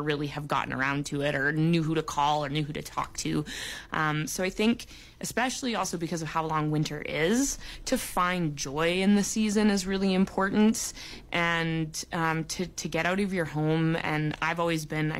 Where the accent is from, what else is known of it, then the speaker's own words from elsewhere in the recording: Vancouver Island, British Columbia, Canada; moved away; I grew up on Vancouver Island, where we didn't really get winter